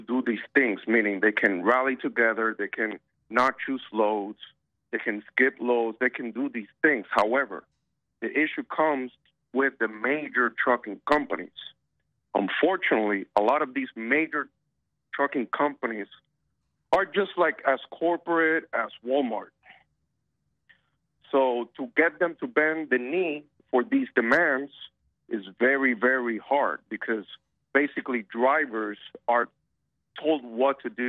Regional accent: Puerto Rico; moved away; I'm from Puerto Rico originally

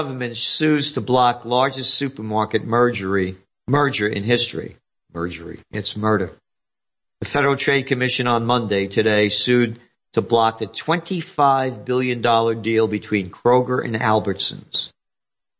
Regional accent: United States; I'm an American

